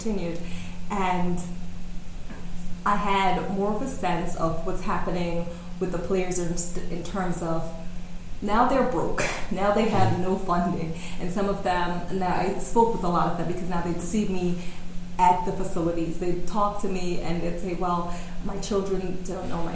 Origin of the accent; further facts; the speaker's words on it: New York City, New York, United States; moved away as an adult; also born or lived in California; Right here in New York City